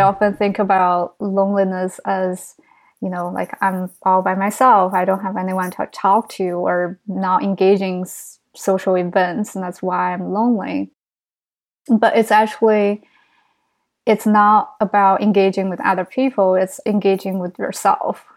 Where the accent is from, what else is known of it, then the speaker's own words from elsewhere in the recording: China; English is a second language; now in New York City, United States; I grew up in China. And even though I tell everyone, oh, it's just very s, very small town, but it's like three million population.